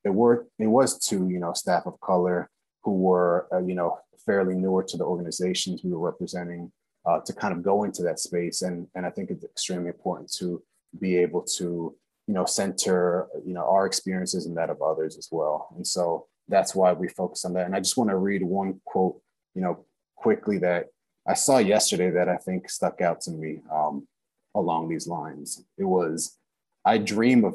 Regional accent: Long Island, New York, United States; born and raised in Long Island, New York, to immigrant parents from Guatemala

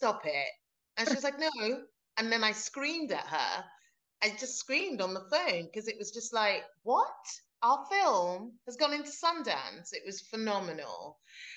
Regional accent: London, United Kingdom; moved away as an adult; now in Glasgow, United Kingdom; I've lived in Glasgow for like 13 years now, but I grew up in London

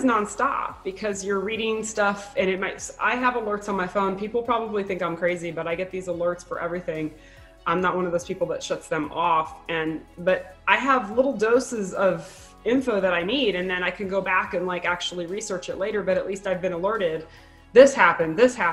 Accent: South Florida, United States; moved away as an adult; now in Arizona, United States; I grew up in South Florida

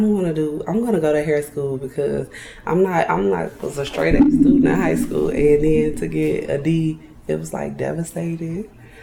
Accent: Calumet City, Illinois, United States; I'm from the suburbs. Okay. I'm from Calumet City.

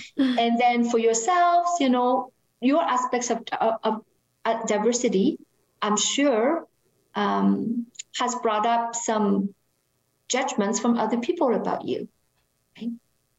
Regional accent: Canada; It's very hard for us to do that if we were raised in Canada.

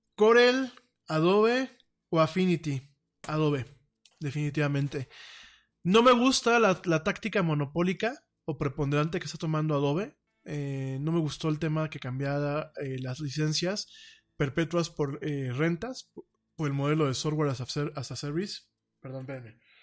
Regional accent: Mexico; aquí en México

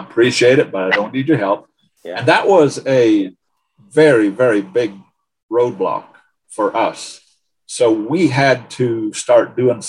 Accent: Canada; also born or lived in Coalinga, California; now in United States; We, being Canadian, we of course would like to become citizens

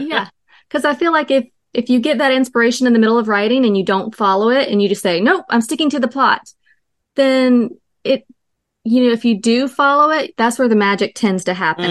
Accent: North Carolina, United States; I'm from North Carolina.

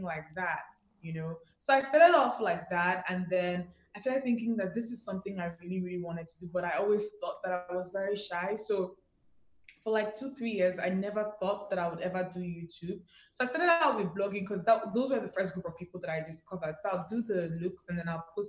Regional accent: Enugu, Enugu State, Nigeria; I grew up in Enugu

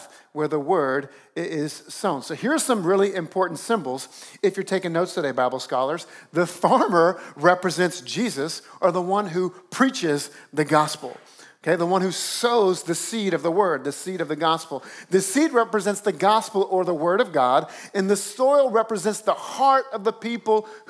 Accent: South Louisiana, United States; moved away as an adult; now in Northeast, United States; I grew up down south in South Louisiana where you don't have to do much to make the grass grow

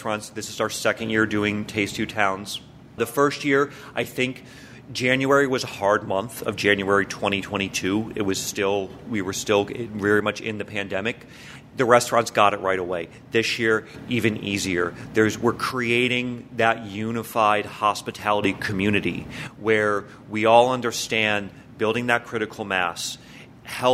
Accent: Hartford, Connecticut, United States; also born or lived in Quiet Corner, Connecticut; I grew up more in the Hartford area.

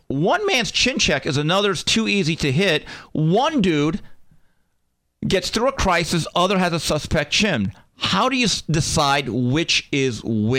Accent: United States; to me as an American, I don't really care about it.

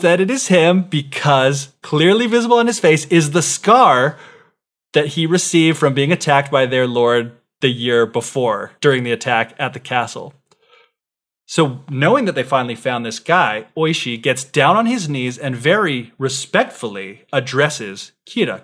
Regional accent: United States; someone born and raised in the West

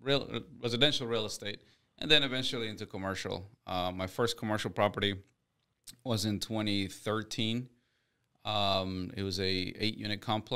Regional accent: Houston, Texas, United States; Yeah, I'm a Texas boy.

